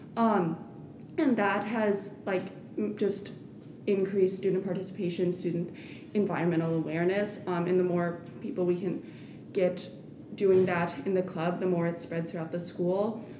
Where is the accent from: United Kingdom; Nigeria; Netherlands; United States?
United States; Hickory, North Carolina; moved away; I'm a senior, and I'm from Hickory, North Carolina.